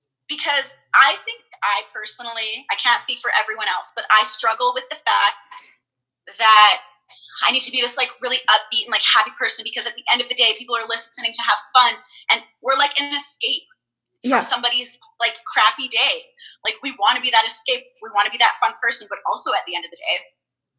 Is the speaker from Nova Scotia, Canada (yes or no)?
no; Vancouver, British Columbia, Canada; also born or lived in Port Coquitlam, British Columbia; I'm from Vancouver, but I lived in, like, a suburbia called Port Coquitlam